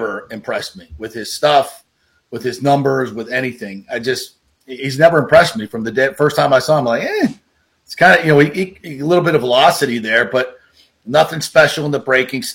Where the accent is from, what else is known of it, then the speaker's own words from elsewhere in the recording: Hollywood, Florida, United States; my hometown of Hollywood, Florida